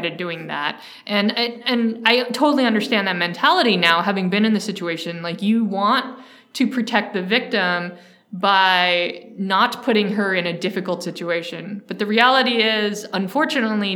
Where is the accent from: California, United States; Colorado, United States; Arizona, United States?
California, United States; Mountain View; also born or lived in San Francisco; So I grew up here in the Silicon Valley in the 90s. I grew up in Mountain View